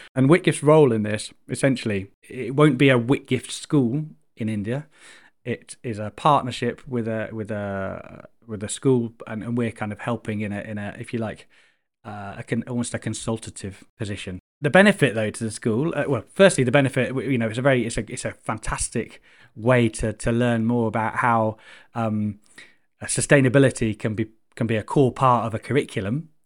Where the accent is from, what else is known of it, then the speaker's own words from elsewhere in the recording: Chichester, South East England, United Kingdom; I grew up in Chichester on the south coast